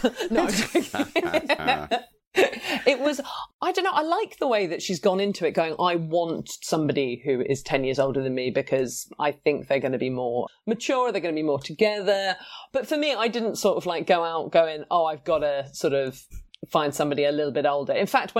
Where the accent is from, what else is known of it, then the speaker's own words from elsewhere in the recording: United Kingdom; Toby's British, I'm British.